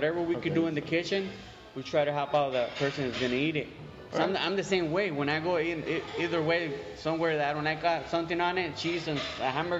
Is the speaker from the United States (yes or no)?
yes; Salinas, California, United States; I grew up right here in Salinas.